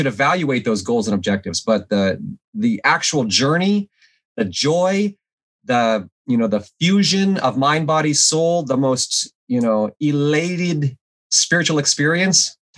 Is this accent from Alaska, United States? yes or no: yes; Alaska, United States; moved away as an adult; I grew up in Alaska, and I grew up without running water and electricity